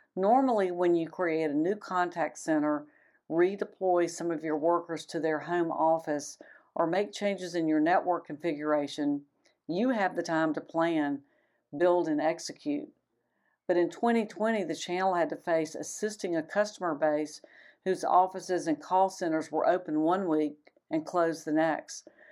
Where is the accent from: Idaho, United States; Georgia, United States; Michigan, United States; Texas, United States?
Georgia, United States; Atlanta; my hometown of Atlanta